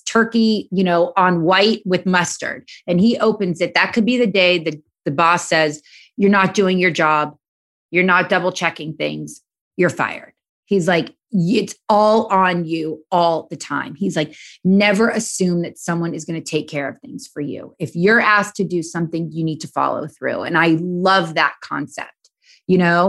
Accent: Los Angeles, California, United States; I'm born and raised in Los Angeles.

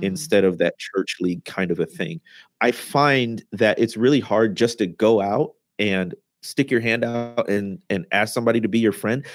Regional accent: Midwest, United States; moved away as an adult; also born or lived in Mississippi Delta; I had been born and raised in the Midwest, but that's how I got down to the Deltas.

